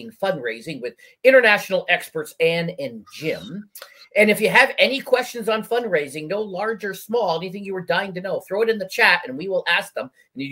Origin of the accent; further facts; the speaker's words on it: Hamilton, Ontario, Canada; I grew up on the Hamilton Mountain.